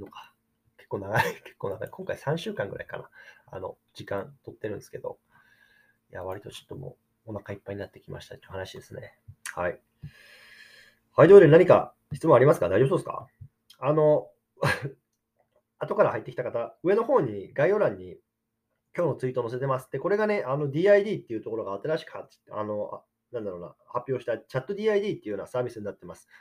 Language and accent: Japanese; Japan; born or raised there; now in United States